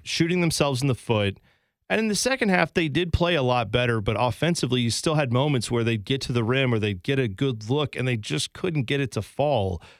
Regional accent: Columbus, Ohio, United States; I grew up in Columbus.

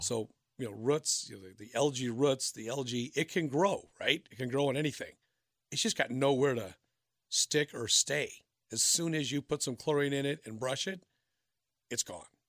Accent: Minnesota, United States; also born or lived in Wisconsin; now in Cincinnati, United States; I'm from Minnesota, my wife's from Florida

